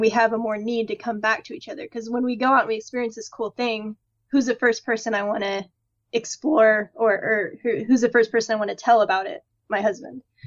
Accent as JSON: {"language": "English", "region": "Midwest", "country": "United States", "tie": "born or raised there", "said": "growing up in the Midwest"}